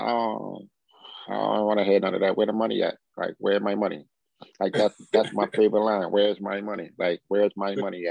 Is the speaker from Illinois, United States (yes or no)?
no; Philadelphia, Pennsylvania, United States; moved away as an adult; also born or lived in Washington, D.C.; Growing up in Philadelphia